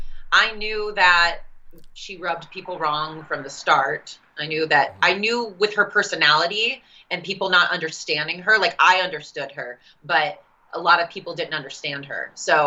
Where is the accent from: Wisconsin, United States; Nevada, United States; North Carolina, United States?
Nevada, United States; Las Vegas; We're both from Vegas.